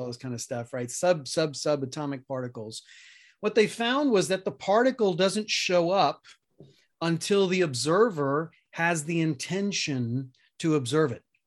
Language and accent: English; New York City, New York, United States; moved away; also born or lived in Colorado; I grew up middle class in Queens, New York